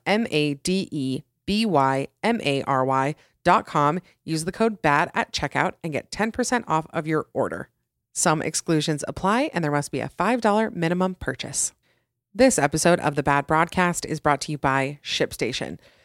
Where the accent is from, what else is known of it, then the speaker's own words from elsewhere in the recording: Utah, United States; my home state of Utah